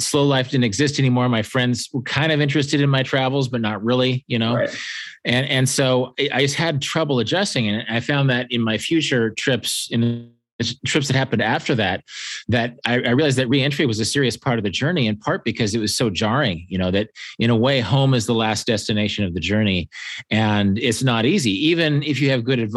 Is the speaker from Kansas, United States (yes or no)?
yes; Kansas, United States; I'm from Kansas